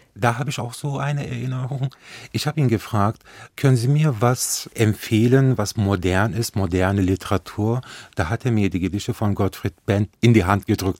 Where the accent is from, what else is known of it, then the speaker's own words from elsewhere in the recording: Nettetal, North Rhine-Westphalia, Germany; ich bin ja an der Grenze Holland aufgewachsen